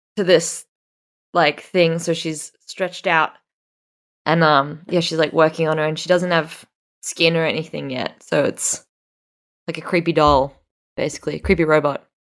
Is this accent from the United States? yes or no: no; Australia; this is a very Australian thing where we say Megan, um, but Americans say Megan.